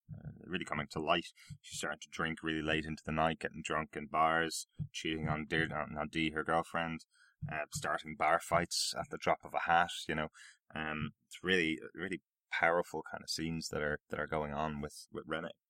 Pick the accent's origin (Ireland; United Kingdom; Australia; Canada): Ireland; I'm Irish